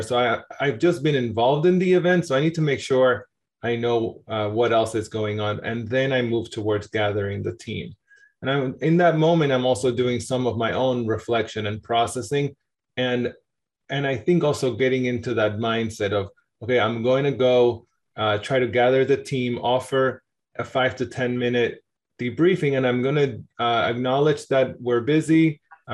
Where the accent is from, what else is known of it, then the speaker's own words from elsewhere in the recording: Argentina; also born or lived in New York, United States; now in Boston, United States; I'm from Argentina originally.